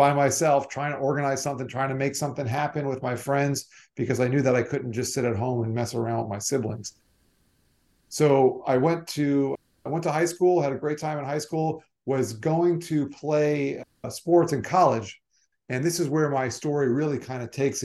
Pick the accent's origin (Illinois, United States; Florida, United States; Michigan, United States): Florida, United States; Weston; also born or lived in Long Island, New York; I mostly grew up in South Florida. I consider myself a Floridian